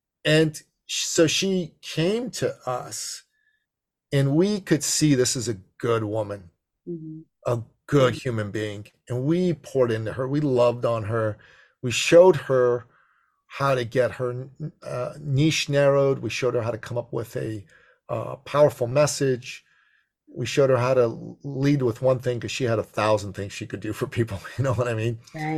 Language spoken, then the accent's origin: English; Toronto, Ontario, Canada; I'm from Toronto, 5 hour drive.